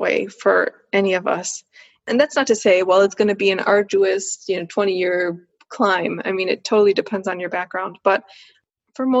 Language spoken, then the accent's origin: English; United States; also born or lived in Switzerland; I'm a woman, I'm an American, I'm Swiss as well